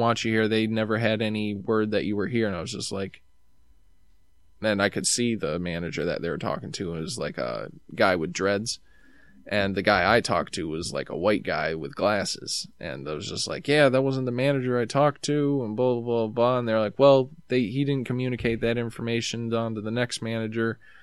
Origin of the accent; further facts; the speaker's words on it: New York, United States; I'm from New York